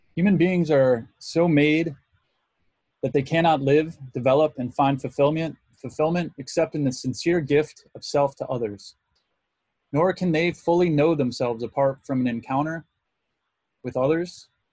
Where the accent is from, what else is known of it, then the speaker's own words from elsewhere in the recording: Muskegon, Michigan, United States; The Catholic church I went to growing up in Muskegon, Michigan was called St. Francis de Sales